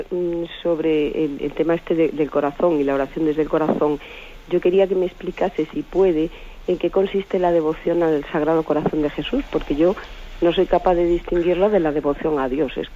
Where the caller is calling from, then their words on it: Madrid, Community of Madrid, Spain; de Madrid.